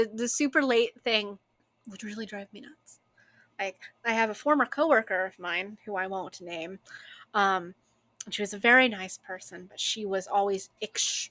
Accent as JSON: {"language": "English", "country": "United States"}